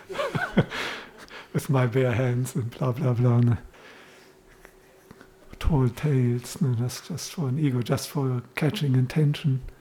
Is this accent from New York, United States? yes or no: no; Los Angeles, California, United States; And I grew up in Los Angeles, and, and this is what we all did.